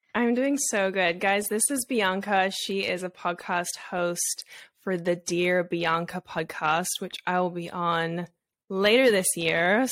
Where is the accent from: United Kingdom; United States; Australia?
Australia; moved away; I grew up in Australia, so it's very different there